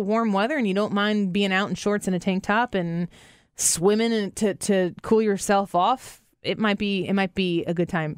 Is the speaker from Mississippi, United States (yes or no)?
no; St. Louis, Missouri, United States; We're from Saint Louis